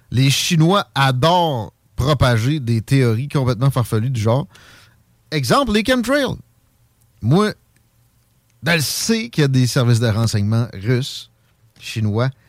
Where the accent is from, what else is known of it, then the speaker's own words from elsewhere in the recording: Quebec, Canada; Moi, je suis un Gaspésien.